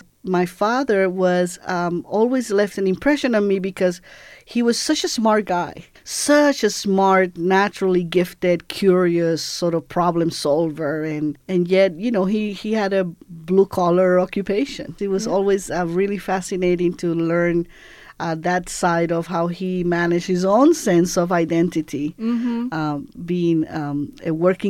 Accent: Cuba; born there; And my father returned to Cuba because the revolution had won. And that's why I was born in Cuba in 1961.

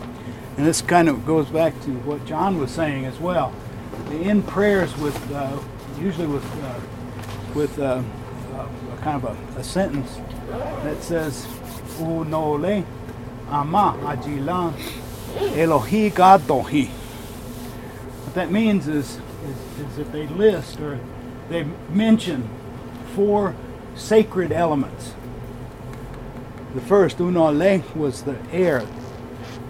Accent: Oklahoma, United States; moved away as an adult; also born or lived in Arizona; I'm originally from Oklahoma. I'm enrolled with the Cherokee Nation

